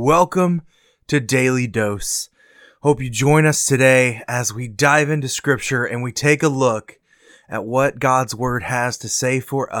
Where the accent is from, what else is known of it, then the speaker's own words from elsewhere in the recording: Würzburg, Bavaria, Germany; I grew up in Germany. My dad was stationed in Würzburg, Germany.